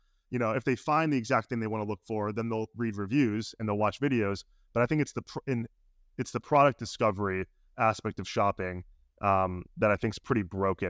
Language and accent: English; Chicago, Illinois, United States; I'm from Chicago.